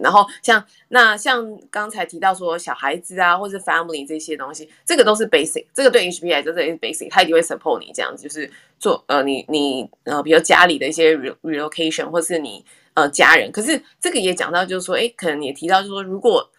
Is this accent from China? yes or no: no; Taiwan; moved away as an adult; now in Houston, United States; 像我们台湾人也很喜欢吃辣